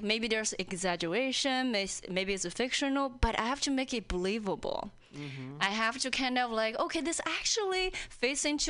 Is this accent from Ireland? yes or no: no; China; English is a second language; moved away as an adult; also born or lived in Indiana, United States; now in Seattle, United States; I'm an outsider, you know, whether when I was in China